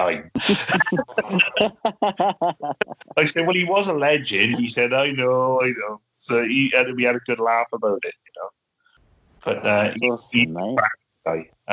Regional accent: Wales, United Kingdom; I'm not English, I'm Welsh

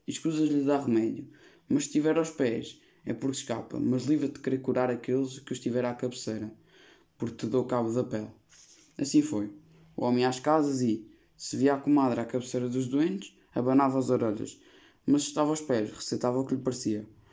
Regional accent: Portugal; tenho 14 anos e sou português.

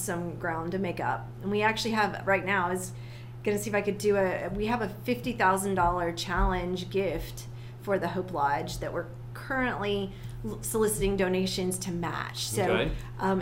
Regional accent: South Carolina, United States; Well, I grew up in South Carolina. I'm a South Carolina girl.

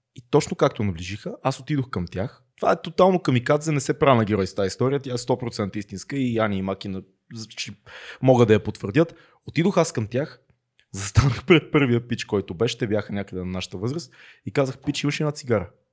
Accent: Sofia, Sofia City, Bulgaria; Аз съм израснал в Надежда

